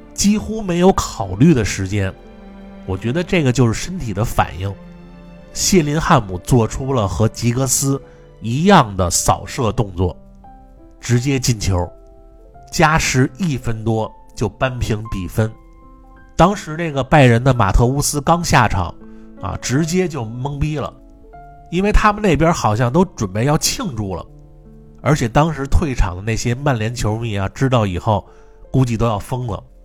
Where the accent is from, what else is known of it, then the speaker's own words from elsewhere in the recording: Beijing, China; accent: Beijing dialect; moved away; also born or lived in United Kingdom; 我们北京话啊，这就叫局气